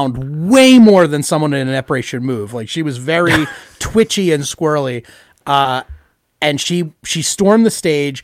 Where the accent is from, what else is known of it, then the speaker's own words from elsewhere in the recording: United States; I'm an American